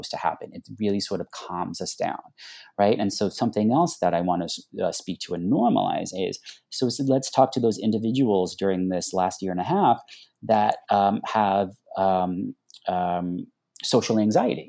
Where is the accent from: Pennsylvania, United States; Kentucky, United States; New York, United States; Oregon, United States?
New York, United States; Long Island; moved away; I grew up on Long Island